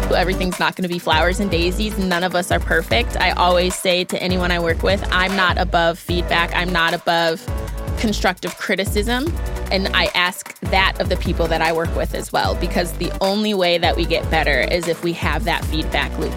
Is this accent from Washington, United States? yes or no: no; Naperville, Illinois, United States; I'm from the Chicago area, so watching the Bowles Dynasty and also from Naperville specifically, so watching Candace Parker growing up